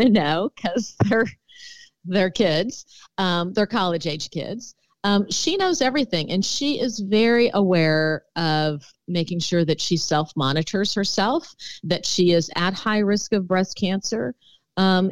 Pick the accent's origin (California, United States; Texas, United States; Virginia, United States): Texas, United States; Houston; also born or lived in Milwaukee, Wisconsin; Well, I was born in Milwaukee, Wisconsin, but I'm a proud Texan and was raised in the Houston area. And so I consider that I grew up in Texas.